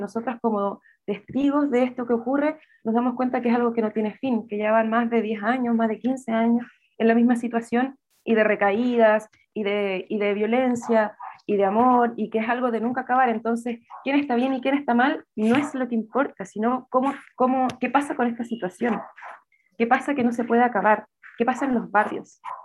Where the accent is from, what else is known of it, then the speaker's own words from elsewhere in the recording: La Serena, Coquimbo, Chile; soy de La Serena